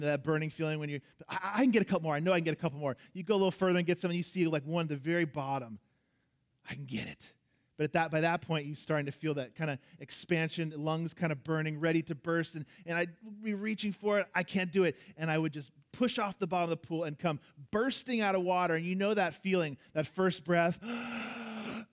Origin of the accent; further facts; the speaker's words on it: Orlando, Florida, United States; moved away; as a kid growing up in Orlando, Florida, and everyone has a pool down there